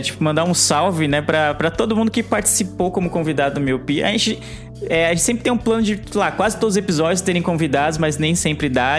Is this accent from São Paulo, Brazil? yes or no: yes; São Paulo, Brazil; eu sou de São Paulo